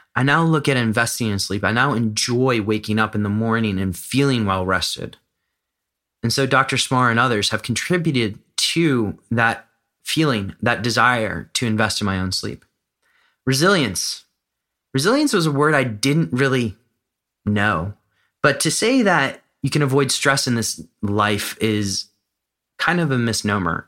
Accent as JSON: {"language": "English", "country": "United States", "moved": "as an adult", "lives_now": "Amsterdam, Netherlands", "said": "I live in Amsterdam. I'm American"}